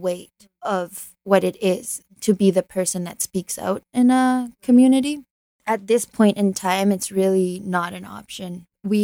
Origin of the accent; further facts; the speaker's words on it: Canada; also born or lived in Chile; I was born in Canada because of Pinochet